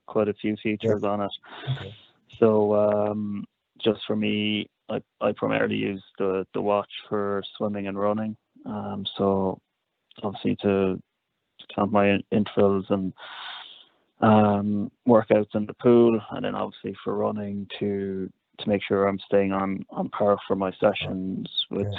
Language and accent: English; Cork, Munster, Ireland; now in Dublin, Ireland; I'm from from Cork, living in Dublin at the moment